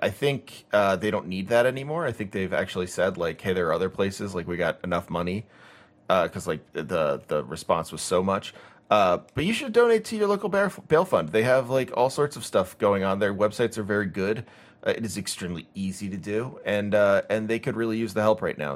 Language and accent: English; United States; growing up in America